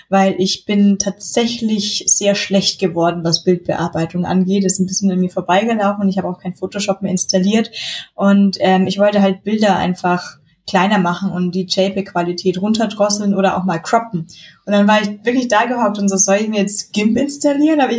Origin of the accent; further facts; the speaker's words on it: Munich, Bavaria, Germany; aber als, sie sind, als, Münchner ist mir die Regionalität ja sehr wichtig.